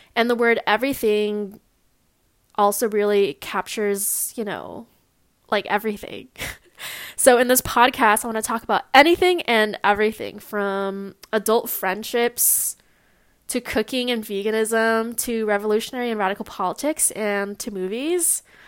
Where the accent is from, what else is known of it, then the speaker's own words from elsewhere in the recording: Long Beach, California, United States; I was born and raised in Long Beach, California.